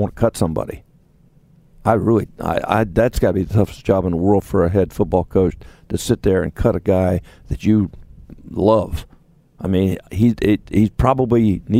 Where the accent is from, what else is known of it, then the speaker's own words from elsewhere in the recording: Ohio, United States; growing up in Ohio